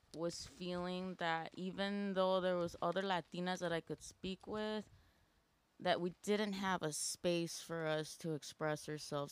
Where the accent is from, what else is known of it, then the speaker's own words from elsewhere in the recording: Aurora, Illinois, United States; I am from Aurora, Illinois